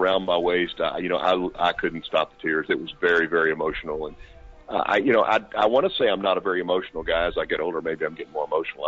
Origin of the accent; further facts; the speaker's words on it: Arkansas, United States; I grew up in Arkansas